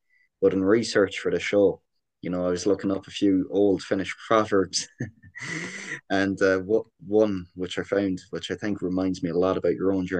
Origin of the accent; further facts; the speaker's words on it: Ireland; accent: Irish; now in Canada; I'm getting an awful lot of crap from my Irish accent in Canada as well the last month